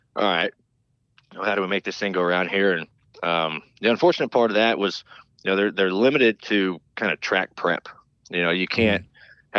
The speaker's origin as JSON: {"language": "English", "town": "High Point", "region": "North Carolina", "country": "United States", "tie": "born or raised there", "said": "I grew up in North Carolina. Um, you know, Dad started running NASCAR in the late '90s, and we moved down here um, to High Point, North Carolina"}